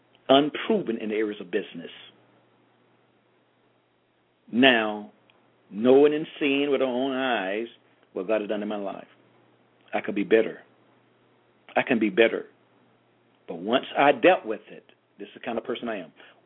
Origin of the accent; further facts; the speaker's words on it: Georgia, United States; I'm from Georgia. I like my garage on the side or the back.